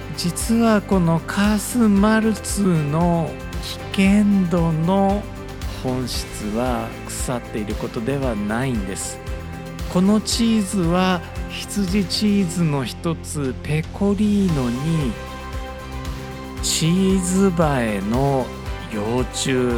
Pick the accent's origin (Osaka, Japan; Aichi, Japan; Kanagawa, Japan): Osaka, Japan; 大阪出身なので